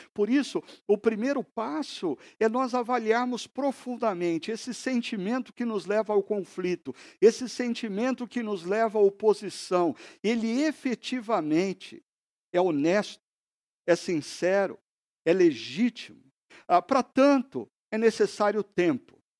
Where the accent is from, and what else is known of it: Brazil